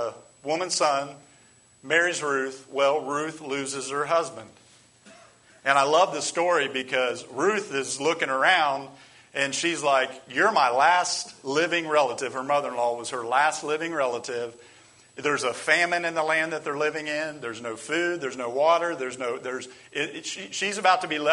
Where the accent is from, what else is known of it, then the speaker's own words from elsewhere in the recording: Chillicothe, United States; moved away; My family still run into people up in my hometown of Chillicothe